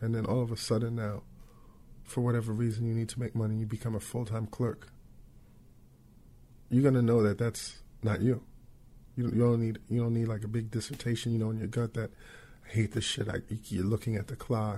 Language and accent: English; New York, United States; coming from New York, being a New Yorker